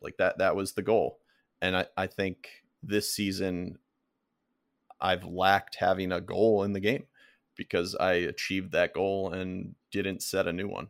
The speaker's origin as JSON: {"language": "English", "region": "Florida", "country": "United States", "tie": "born or raised there", "said": "I grew up in Florida"}